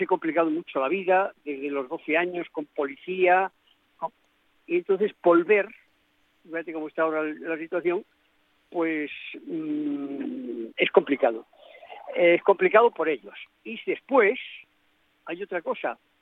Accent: Spain; yo soy español por eh, todos los poros de mi pequeño, de mi pequeño cuerpo

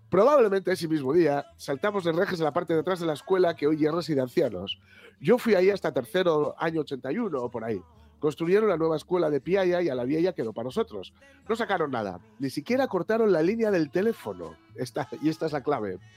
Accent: Infiesto, Asturias, Spain; Nací en Infiesto y creíme en el Valle de la Benéfica, concretamente en las vías del tren. Quedábamos en la plazoleta donde antes había columpios paguajes de fierro oxidado

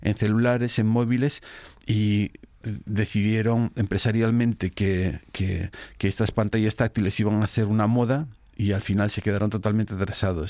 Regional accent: Spain

